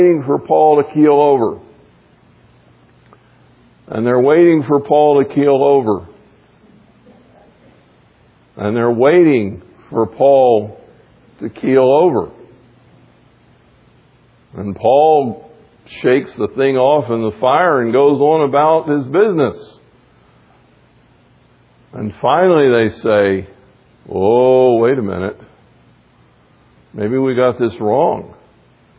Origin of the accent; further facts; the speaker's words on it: the South, United States; I grew up in the South